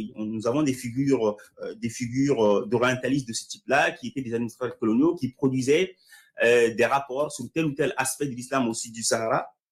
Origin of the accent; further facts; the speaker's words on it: Mali; moved away; je suis né au Mali et que j'ai grandi dans ce cadre-là